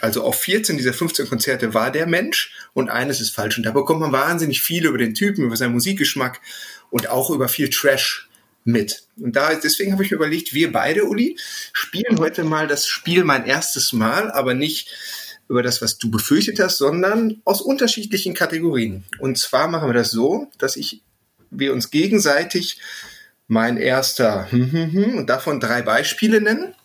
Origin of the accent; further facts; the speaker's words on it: Herne, North Rhine-Westphalia, Germany; ich komme aus dem Pott, ja. Aus dem Herz ja. des Ruhrgebiets Wanne Eickel